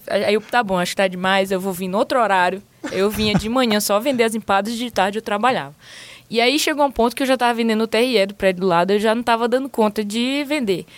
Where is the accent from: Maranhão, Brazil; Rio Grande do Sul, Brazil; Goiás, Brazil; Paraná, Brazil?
Maranhão, Brazil; moved away as an adult; also born or lived in England; now in San Francisco, United States; eu sou do Maranhão